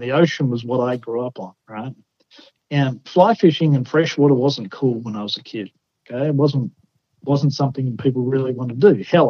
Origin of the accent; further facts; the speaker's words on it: Australia; So I grew up in a little coastal town, right, about 15,000 people. So a little country town about the size of Mountain Home. It was on Bass Strait, which is one of the roughest pieces of wate